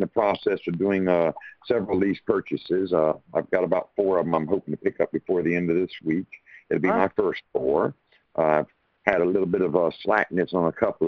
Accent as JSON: {"language": "English", "town": "Pembroke", "region": "Georgia", "country": "United States", "said": "I'm from Pembroke, Georgia"}